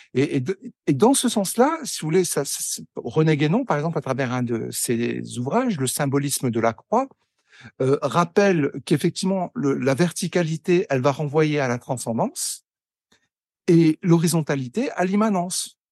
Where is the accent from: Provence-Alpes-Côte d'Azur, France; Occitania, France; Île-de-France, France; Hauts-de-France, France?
Hauts-de-France, France; Pas-de-Calais mining basin; moved away; also born or lived in Lille / Algeria; je suis né à Lille. j'ai j'ai grandi dans le Pas-de-Calais, dans le bassin minier, jusqu'en 1985